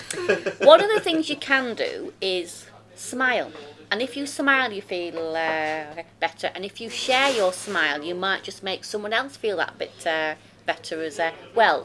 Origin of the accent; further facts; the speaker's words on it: Rotherham, Yorkshire and the Humber, United Kingdom; I'm from Rotherham.